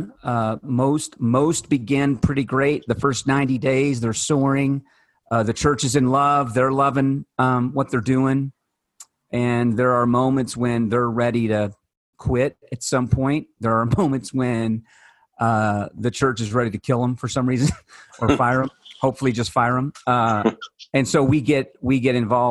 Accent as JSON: {"language": "English", "region": "Kentucky", "country": "United States", "said": "I am from Kentucky"}